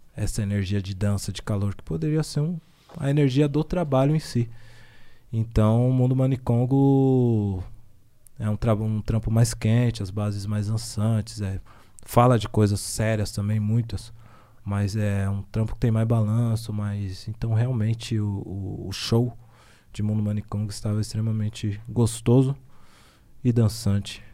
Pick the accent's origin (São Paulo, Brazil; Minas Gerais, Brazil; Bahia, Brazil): São Paulo, Brazil; Zona Leste